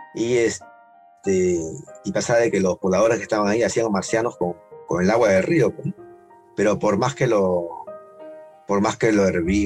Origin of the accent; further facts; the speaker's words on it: Lima, Peru; somos de Chorrillo, de Lima